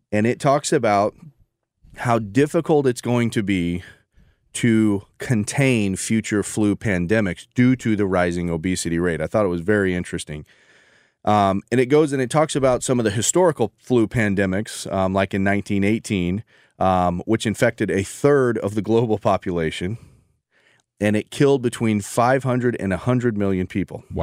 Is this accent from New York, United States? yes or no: no; St. Louis, Missouri, United States; I'm from St. I, Louis.